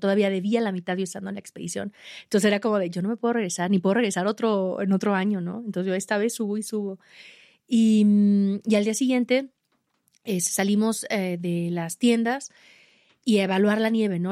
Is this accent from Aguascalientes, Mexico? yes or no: yes; Aguascalientes, Mexico; yo de México, de Aguascalientes, y, les platicaba de mi cerro pequeño de, mi ciudad donde entrené para Everest